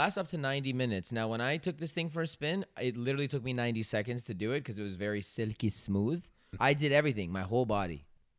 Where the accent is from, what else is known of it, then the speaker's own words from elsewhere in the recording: Canada; We are Canadian